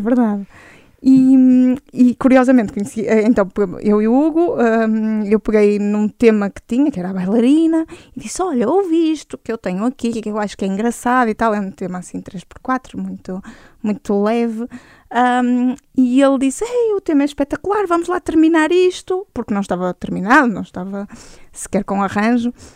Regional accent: Braga, Norte, Portugal; eu nasci em Braga

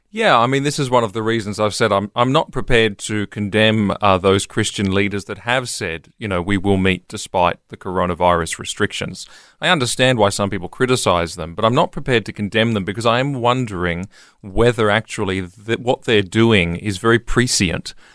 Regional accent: Queensland, Australia; I'm a Queenslander

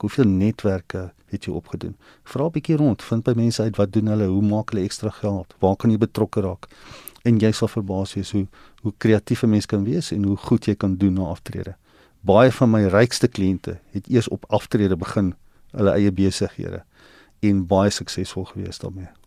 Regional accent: South Africa; ons as Suid-Afrikaners wat in 'n land is wat nie in 'n spaar kultuur is nie

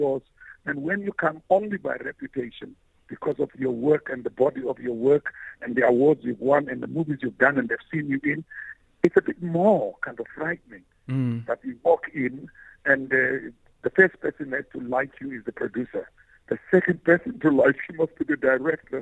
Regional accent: Gqeberha, Eastern Cape, South Africa; I come from New Brighton

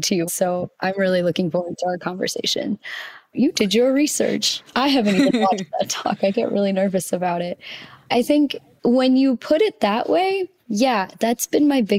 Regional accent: United States; as an Indian child raised in the States with immigrant parents

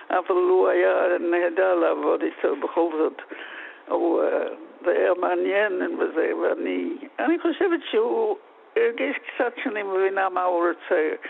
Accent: Australia; now in Israel; ההורים שלי היו באוסטרליה, אני נולדתי באוסטרליה

